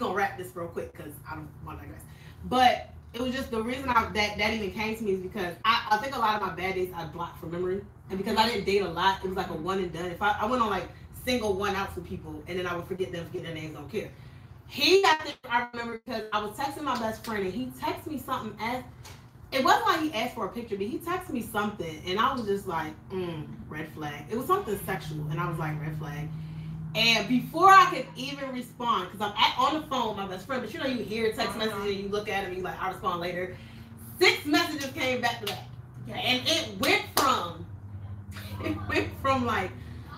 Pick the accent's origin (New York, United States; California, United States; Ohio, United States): New York, United States; I'm from New York